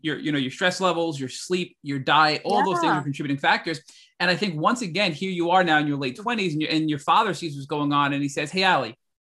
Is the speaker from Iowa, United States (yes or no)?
no; New York, United States; So, no, but as a New Yorker and as a Westerner, we typically, I feel like, are brought up thinking Chinese medicine is sort of this woo-woo medicine